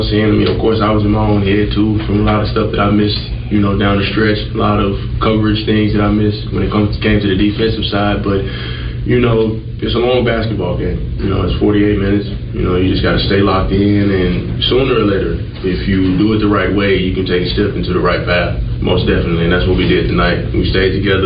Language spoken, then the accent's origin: English; Arkansas, United States; now in Texas, United States; Arkansas is only, my hometown is only 4 hours away from here